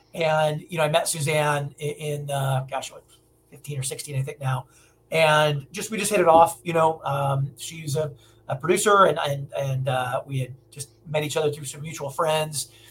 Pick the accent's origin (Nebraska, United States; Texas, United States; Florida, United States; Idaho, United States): Nebraska, United States; Omaha; moved away as an adult; now in Los Angeles, United States; I'm from Nebraska originally